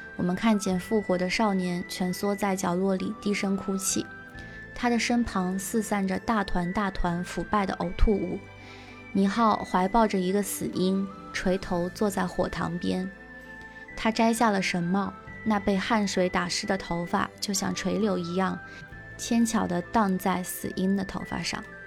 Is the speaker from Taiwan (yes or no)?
no; Zhejiang, China; 我小时候是在浙江的一个山区的农村长大的嘛